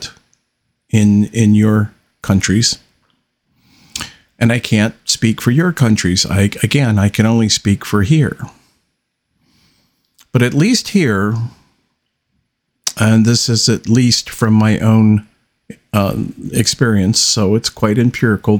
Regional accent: United States; an American who is living in America

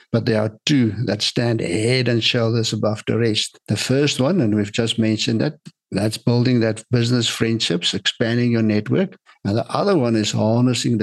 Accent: South Africa; I'm from South Africa

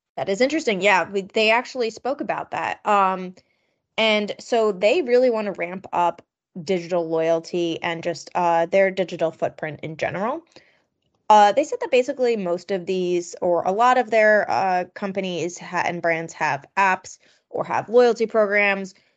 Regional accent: Long Island, New York, United States; I grew up on Long Island

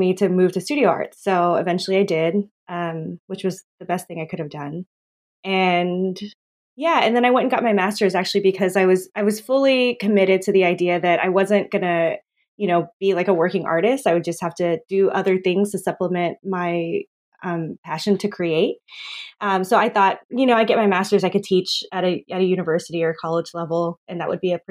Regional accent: Texas, United States; also born or lived in Philippines / Arizona; I moved to Texas with my family when I was just a baby. I grew up mostly in Texas

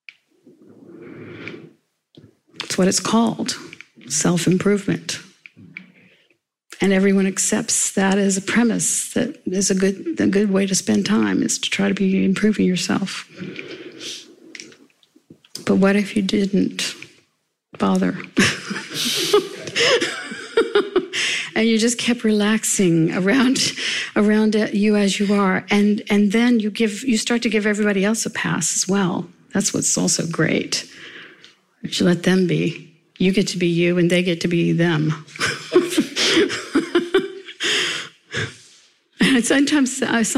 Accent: the South, United States; I grew up in the South in America.

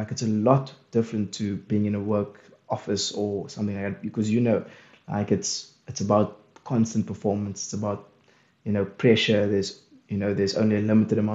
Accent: South Africa

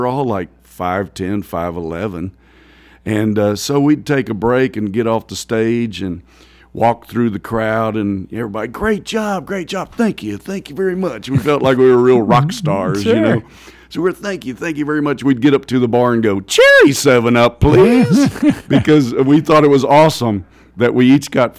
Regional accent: Conroe, Texas, United States; moved away as an adult; now in New Braunfels, United States; I'm originally from Conroe, Texas, but we moved to New Braunfels about 25 years ago

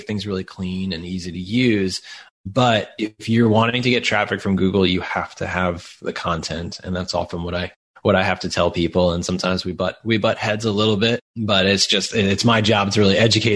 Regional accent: Long Island, New York, United States; accent: Long Island; moved away; Long Island, New York, which I'm super excited about because that's where I grew up

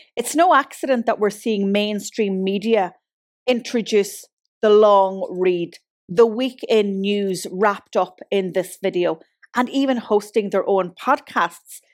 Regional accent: Ireland; now in Galway, Ireland; I'm from Donegal and I live in Galway

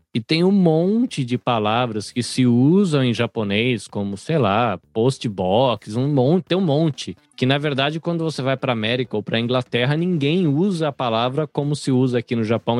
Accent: Brazil; now in Japan; enquanto brasileiro que sou

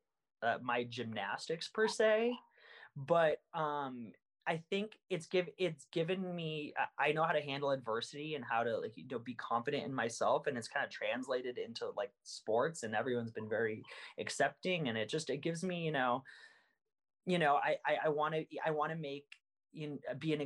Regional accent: Bulgaria; moved away; I was born in Bulgaria.

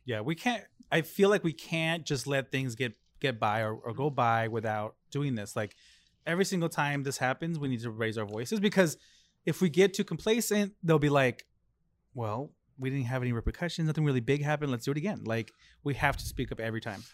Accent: United States

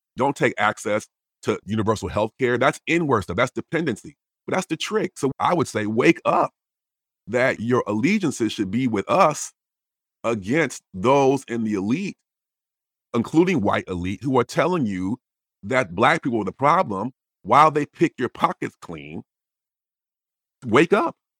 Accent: Wisconsin, United States; I'm from Wisconsin

